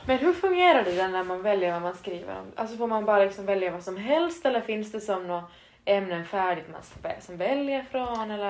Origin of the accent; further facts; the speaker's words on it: Vaasa, Ostrobothnia, Finland; moved away as an adult; now in Turku, Finland; i vårt gymnasium hemma i Vasa